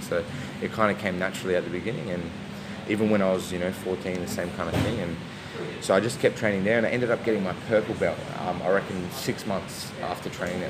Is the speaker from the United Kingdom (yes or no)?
no; Adelaide, South Australia, Australia; moved away; I'm originally from Adelaide